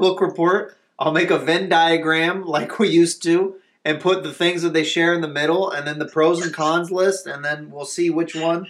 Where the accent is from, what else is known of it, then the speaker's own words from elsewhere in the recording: Kansas City, United States; I'm from Kansas City. Quick Trip is our ultimate gas station there.